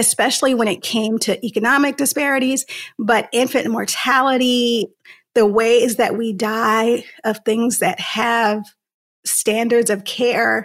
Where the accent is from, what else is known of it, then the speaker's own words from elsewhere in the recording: Santa Ana, California, United States; I'm from Southern California, a city called Santa Ana, which is about 30 minutes south of Los Angeles, but still very much a city with big city problems, particularly growing up in the 90s